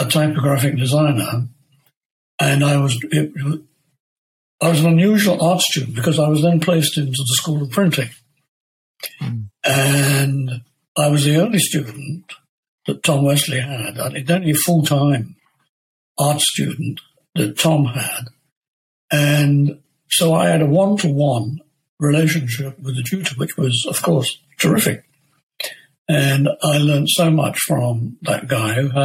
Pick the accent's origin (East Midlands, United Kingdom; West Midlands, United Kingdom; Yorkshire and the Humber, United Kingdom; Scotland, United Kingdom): East Midlands, United Kingdom; Leicester; Leicester, my hometown